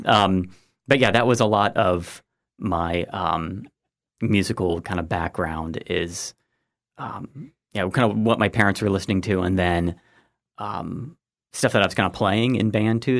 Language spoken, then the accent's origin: English; Granville, Ohio, United States; moved away as an adult; also born or lived in Georgia / West Virginia / Maryland / Missouri; went to, um, uh, Granville, Granville High School